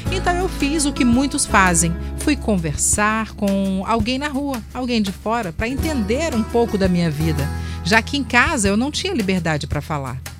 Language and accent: Portuguese; São Mateus, Espírito Santo, Brazil; now in Vila Velha, Brazil; sou de São Mateus, no Espírito Santo, mas hoje moro em Vila Velha com o meu amor e a mãe dele.